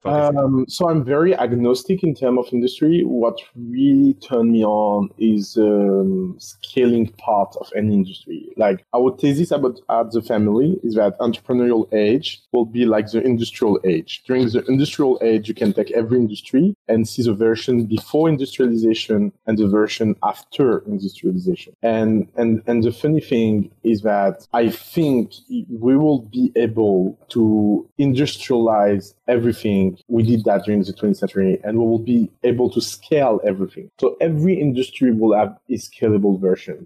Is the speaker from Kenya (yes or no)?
no; France; moved away as an adult; growing up in France